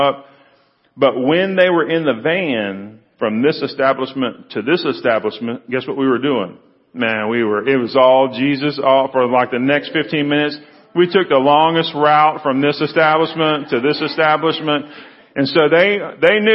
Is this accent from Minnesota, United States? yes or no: no; Freeport, Texas, United States; I grew up down in Freeport, went to Brazosport High School, went to Brazosport Junior College for a couple of years